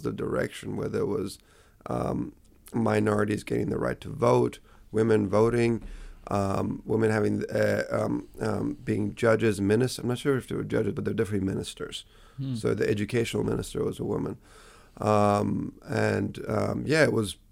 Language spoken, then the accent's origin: English; New Zealand; also born or lived in Tehran, Iran / United States; moved to New Zealand when I was 9